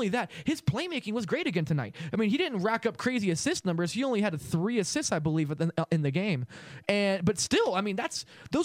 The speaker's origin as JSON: {"language": "English", "town": "Los Angeles", "region": "California", "country": "United States", "tie": "born or raised there", "said": "I grew up in Los Angeles watching Kobe Bryant"}